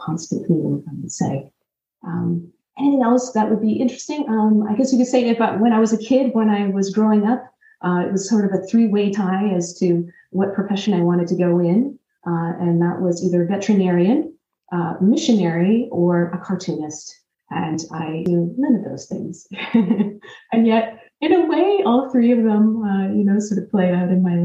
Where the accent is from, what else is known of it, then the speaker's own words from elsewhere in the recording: Canada; also born or lived in Newfoundland; I grew up in Canada